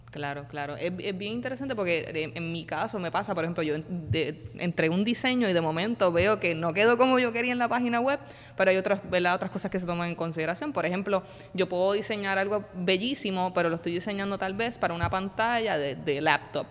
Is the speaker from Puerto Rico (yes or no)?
yes; Puerto Rico; yo soy puertorriqueño